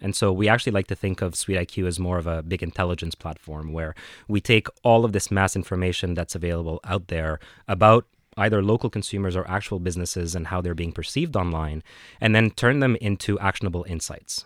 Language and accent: English; Cairo, Cairo Governorate, Egypt; also born or lived in Vietnam / Dubai / New York City; now in Canada; I had a, a, uh, a development shop in Cairo, in my hometown in Egypt